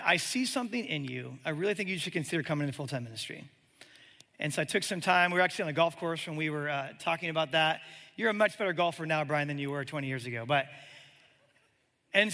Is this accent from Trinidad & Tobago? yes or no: no; Omaha, Nebraska, United States; moved away as an adult; also born or lived in Birmingham, Alabama; I'm from Omaha, Nebraska